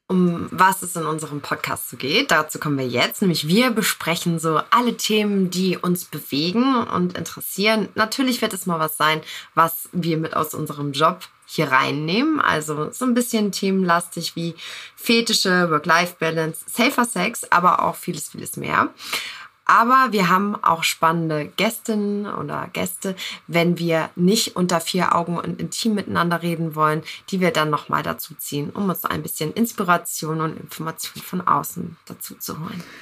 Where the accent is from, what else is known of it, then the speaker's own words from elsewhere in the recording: Northern Germany, Germany; now in Buxtehude, Germany; Ich komme aus dem Norden, aktuell jetzt in Buxtehude